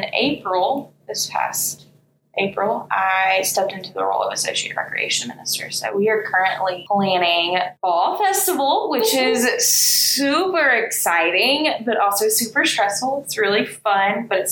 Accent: Birmingham, Alabama, United States; also born or lived in Tuscaloosa; I grew up here in Birmingham. So graduated from Vestavia in 2012

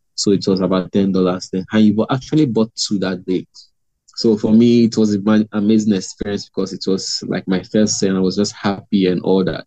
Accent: Imo, Nigeria; i'm from uh imo state nigeria

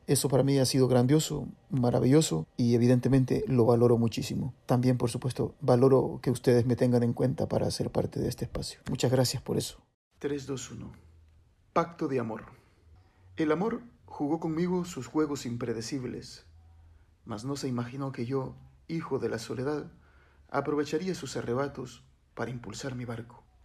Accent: Honduras; also born or lived in El Progreso, Yoro; Soy de Honduras, vivo en la zona norte de Honduras, en una ciudad que se llama El Progreso.

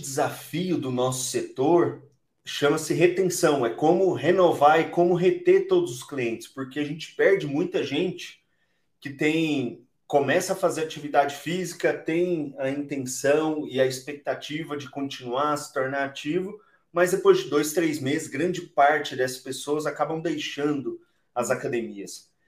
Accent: Boa Esperança, Minas Gerais, Brazil; ambos somos mineiros, então sou de uma cidade chamada Boa Esperança, lá no sul de Minas

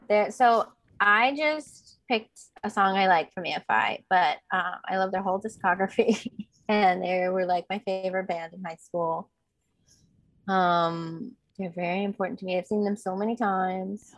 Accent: Bay Area, California, United States; I grew up in the Bay Area

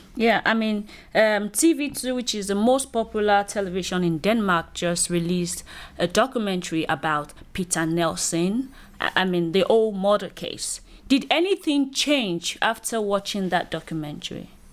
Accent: Nigeria; I'm a Nigerian lady

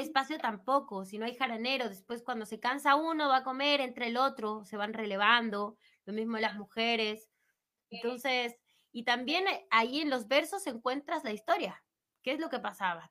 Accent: Mexico City, Mexico; yo soy de DF

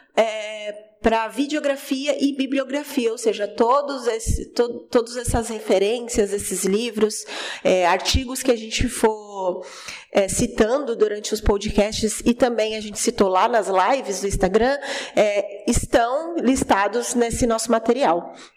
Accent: Cubatão, São Paulo, Brazil; now in São Vicente, Brazil; mas eu morei a minha vida inteira em Cubatão. Nasci em Cubatão e, e sempre morei lá

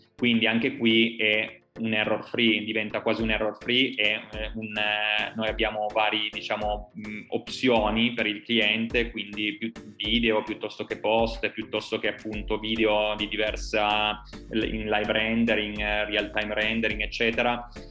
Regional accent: Turin, Piedmont, Italy; noi siamo i, eh, italiani, ma in primis eh, siamo di Torino

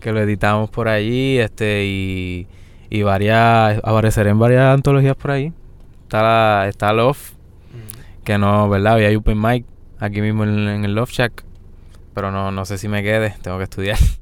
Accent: Yauco, Puerto Rico; also born or lived in Guayanilla; Yo nací en Yauco.

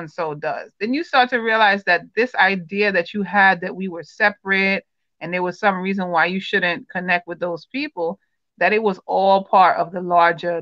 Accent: United States; as the child of Caribbean parents who was born here in America

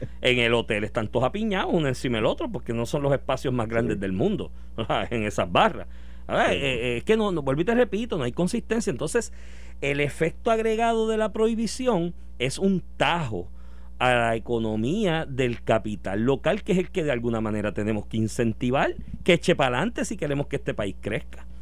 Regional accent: Puerto Rico; Como buen puertorriqueño

